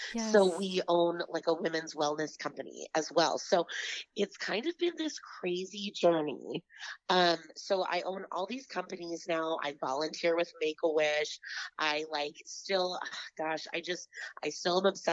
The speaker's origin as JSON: {"language": "English", "town": "Grand Forks", "region": "North Dakota", "country": "United States", "tie": "born or raised there", "said": "I grew up in Grand Forks, North Dakota, born and raised."}